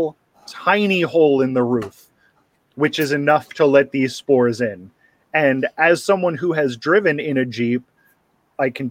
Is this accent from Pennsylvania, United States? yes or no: yes; Philadelphia, Pennsylvania, United States; I'm from the Philadelphia area.